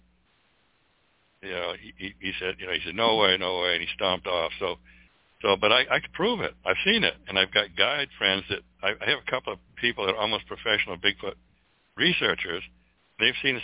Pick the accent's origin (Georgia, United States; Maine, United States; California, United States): Maine, United States; also born or lived in Sedona, Arizona; now in Cottonwood, United States; When I was in Maine, growing up in Maine